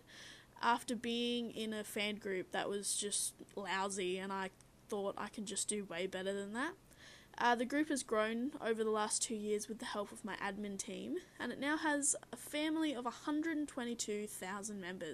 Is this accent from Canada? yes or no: no; Australia; I'm from Australia.